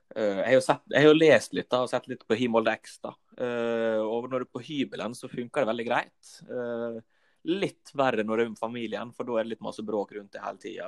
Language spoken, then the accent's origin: Norwegian; Volda, Møre og Romsdal, Norway; Jeg er fra Volda